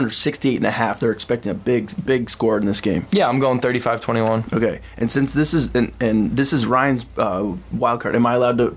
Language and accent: English; Champaign, Illinois, United States; I'm from Champaign, Illinois.